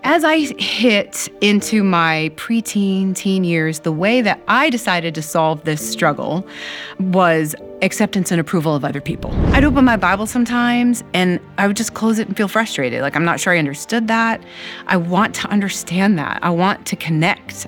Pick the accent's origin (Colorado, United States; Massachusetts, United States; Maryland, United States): Maryland, United States; also born or lived in Ohio; I was eight years old and we moved from Ohio to Maryland